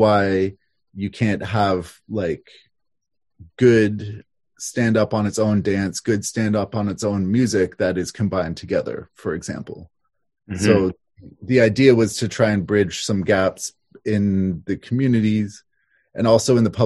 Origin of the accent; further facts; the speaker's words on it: Toronto, Ontario, Canada; moved away as an adult; also born or lived in Montreal, Quebec; now in Havelock, Canada; I grew up in downtown Toronto.